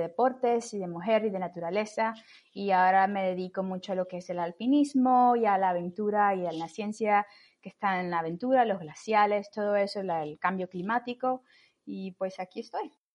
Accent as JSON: {"language": "Spanish", "region": "Camagüey", "country": "Cuba", "moved": "yes", "lives_now": "Washington, United States", "said": "yo soy eh, cubana, soy de Camagüey y me mudé a Estados Unidos en el 2003"}